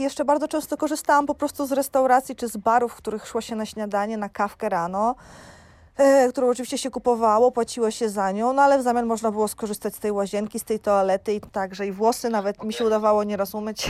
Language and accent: Polish; Jarosław, Subcarpathian Voivodeship, Poland; moved away as an adult; also born or lived in Dominican Republic / Iceland / Jordan; now in Tenerife, Spain; u siebie w Jarosławiu